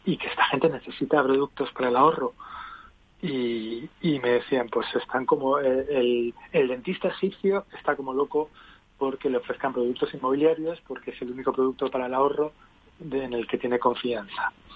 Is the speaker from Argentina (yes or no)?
no; Canary Islands, Spain; yo soy canario, mi padre era vasco